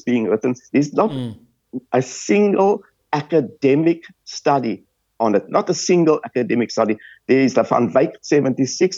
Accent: Cape Town, Western Cape, South Africa; moved away as an adult; also born or lived in London / Sydney; now in Australia; I come from Bridgetown in Athlone

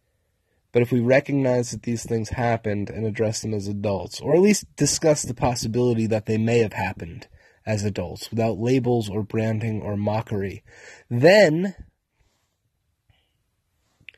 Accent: United States; We're American citizens

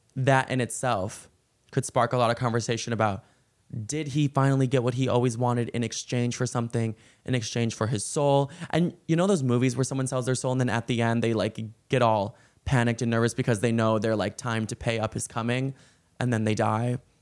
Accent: Chicago, Illinois, United States; I am from Chicago, though, and, like, when I grew up, I was always in, I was, like, in that time period when the Blackhawks kept winning

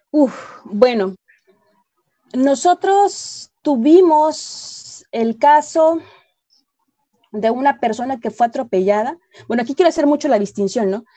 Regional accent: Mexico; como mexicana

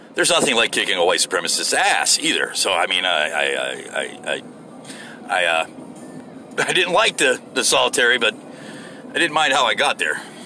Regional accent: United States; I'm an American. I'm a good American

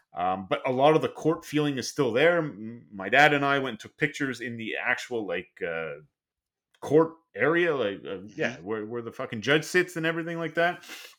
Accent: Montreal, Quebec, Canada; I grew up in Montreal. I've been to places like the Sioux, to Calgary.

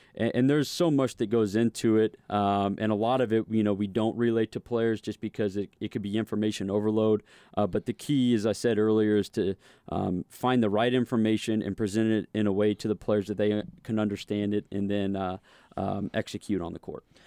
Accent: St. Louis, Missouri, United States; growing up in Saint Louis

